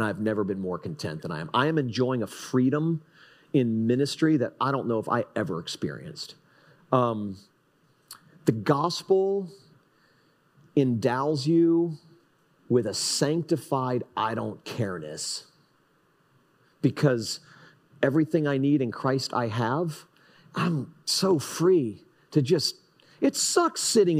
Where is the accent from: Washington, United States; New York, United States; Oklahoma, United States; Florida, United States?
Florida, United States; Fort Lauderdale; also born or lived in Texas; now in Jupiter, United States; I'm from Fort Lauderdale